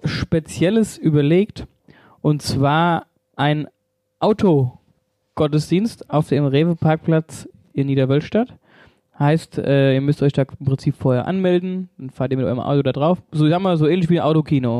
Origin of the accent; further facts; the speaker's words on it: Wöllstadt, Hesse, Germany; bei uns in Wölstadt